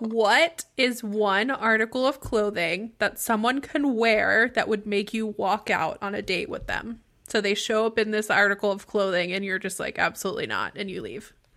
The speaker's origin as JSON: {"language": "English", "town": "Pittsburgh", "region": "Pennsylvania", "country": "United States", "said": "I am also from Pittsburgh"}